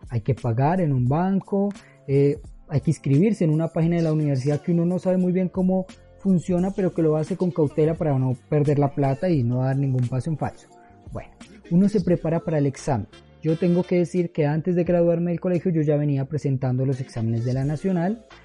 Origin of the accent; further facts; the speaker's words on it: Chiquinquirá, Boyacá, Colombia; me devolví hacia Chiquinquirá, mi ciudad natal, con el corazón roto